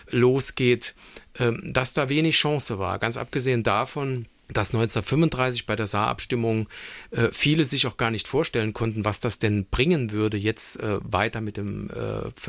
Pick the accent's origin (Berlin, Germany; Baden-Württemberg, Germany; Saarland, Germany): Saarland, Germany; Also heute sind wir sozusagen als Saarländer, was unsere DNA betrifft, geprägt durch deutsch-französische Freundschaft